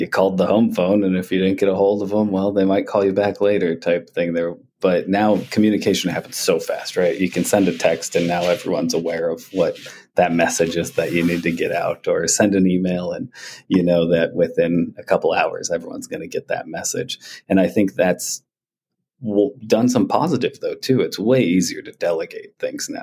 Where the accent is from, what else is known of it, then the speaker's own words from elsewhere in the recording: East Coast, United States; moved away; also born or lived in Montana; I grew up on the East Coast originally